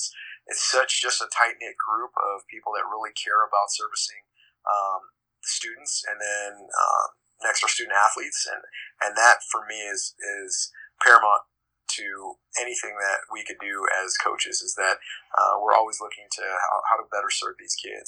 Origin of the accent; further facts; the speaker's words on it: San Diego, California, United States; moved away as an adult; also born or lived in Davis, California / Azusa, California; now in Lakeland, United States; I'm born and raised in San Diego